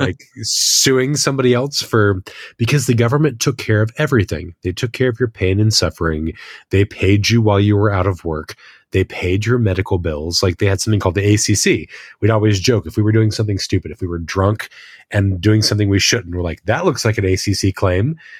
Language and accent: English; United States; moved away as an adult; now in New Zealand; as an American